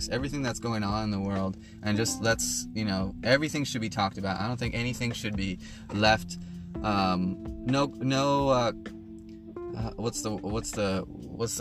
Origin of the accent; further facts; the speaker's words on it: United States; we're American, guys, remember that. You know, we are blessed to be born in this nation